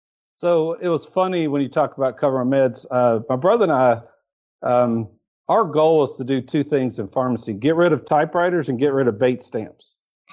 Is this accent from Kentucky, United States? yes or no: yes; Kentucky, United States; moved away as an adult; also born or lived in Lexington, Kentucky / Dublin, Ohio; I was born and raised in Kentucky.